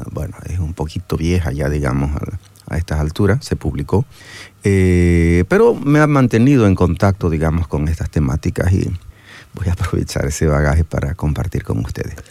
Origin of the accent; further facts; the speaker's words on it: Santa Cruz de la Sierra, Santa Cruz, Bolivia; yo soy de Santa Cruz